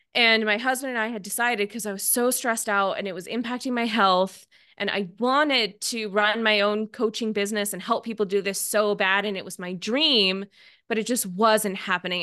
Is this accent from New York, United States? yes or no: no; Seattle, Washington, United States; moved away as an adult; I'm from Seattle